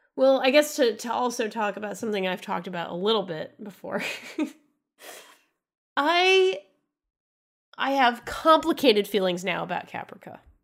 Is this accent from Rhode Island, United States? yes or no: yes; Rhode Island, United States; I'm from Rhode Island, of course.